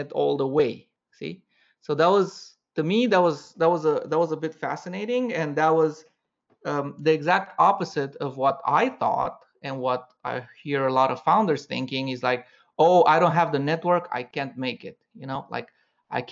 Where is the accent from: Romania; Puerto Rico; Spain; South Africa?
Romania; moved away as an adult; also born or lived in Paris, France; I'm originally from Romania, and after that, I moved to Paris